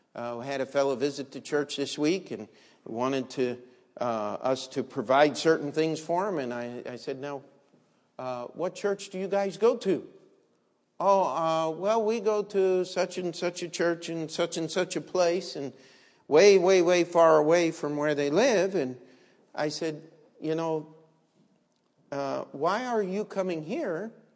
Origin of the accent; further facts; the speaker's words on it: Maryland, United States; where I grew up in Maryland